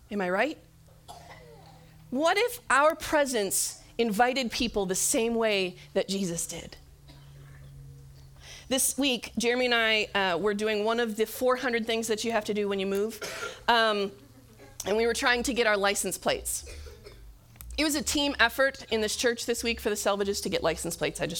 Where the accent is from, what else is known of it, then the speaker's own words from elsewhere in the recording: Michigan, United States; And I was like, well, we're from Michigan.